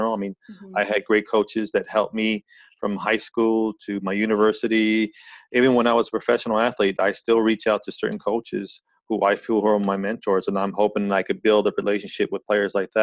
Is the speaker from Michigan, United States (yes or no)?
no; California, United States; now in Montreal, Canada; I've actually lived here longer in Montreal than any other place. And I grew up in California.